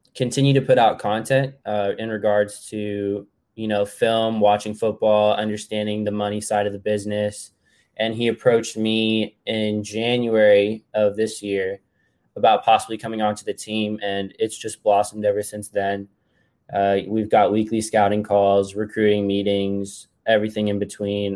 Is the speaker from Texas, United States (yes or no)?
yes; Texas, United States; I am from Texas, and I would like to stay in Texas as much as possible